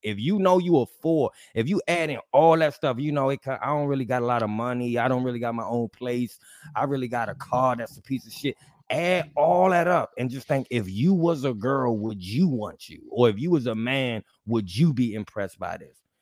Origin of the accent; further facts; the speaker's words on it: Mexico City, Mexico; I'm from Mexico City